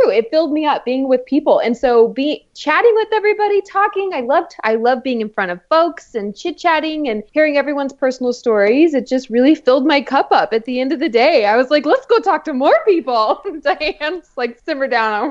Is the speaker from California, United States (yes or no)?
no; San Antonio, Texas, United States; i born and raised in San Antonio, Texas.